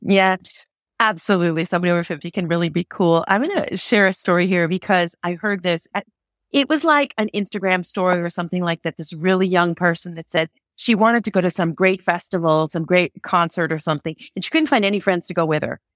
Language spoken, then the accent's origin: English; Connecticut, United States; moved away as an adult; now in Geneva, Switzerland; I grew up in the United States, in the state of Connecticut